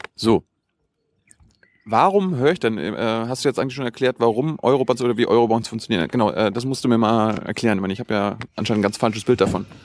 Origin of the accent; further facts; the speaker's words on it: Germany; als Deutsche